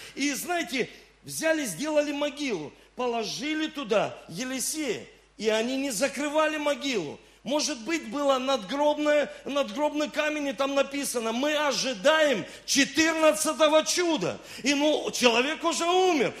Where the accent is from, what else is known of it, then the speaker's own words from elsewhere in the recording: Rostov-on-Don, Rostov Oblast, Russia; also born or lived in Saint Petersburg; я родился в Санкт-Петербурге, но с 7 лет я живу в Ростове-на-Дону